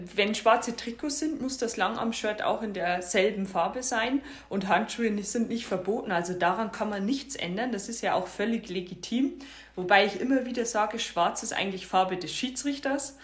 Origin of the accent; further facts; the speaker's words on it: Bavarian Forest, Germany; moved away; also born or lived in northern Germany; dass ich im Norden zu Hause bin, aber meine Heimat auch noch im bayerischen Wald ist.